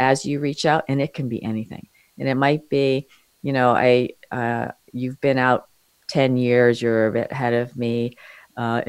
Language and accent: English; New York City, New York, United States; born or raised there